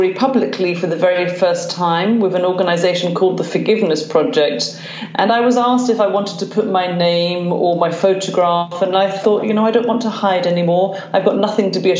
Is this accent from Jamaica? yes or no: no; London, United Kingdom; now in Glasgow, United Kingdom; I am a Londoner, but I live in Glasgow, Scotland.